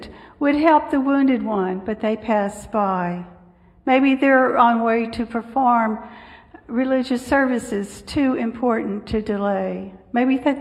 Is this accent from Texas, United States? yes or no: yes; Upper Texas coast, United States; I grew up on the Upper Texas coast